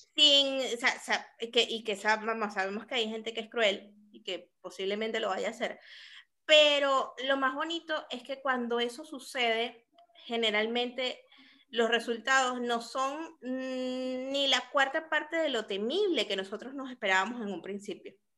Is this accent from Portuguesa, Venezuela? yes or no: no; Caracas, Capital District, Venezuela; now in Lima, Peru; soy caraqueña